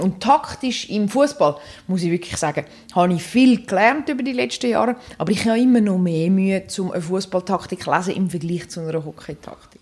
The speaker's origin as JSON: {"language": "German", "town": "Dübendorf", "region": "Zurich", "country": "Switzerland", "tie": "born or raised there", "said": "Ich bin in Dübendorf aufgewachsen, wo es eine Eisbahn hat"}